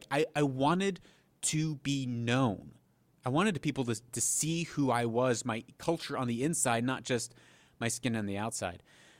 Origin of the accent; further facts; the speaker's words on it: Haiti; also born or lived in Papua New Guinea; But I grew up in Haiti for a time, and then Papua New Guinea.